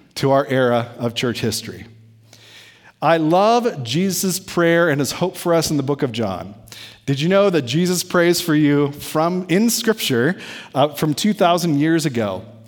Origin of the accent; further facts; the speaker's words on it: United States; we, as American Methodists